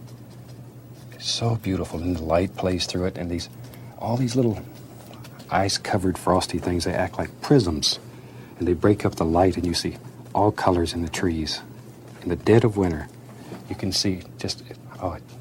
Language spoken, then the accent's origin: English; Florida, United States; born or raised there; moved away as an adult; also born or lived in Alaska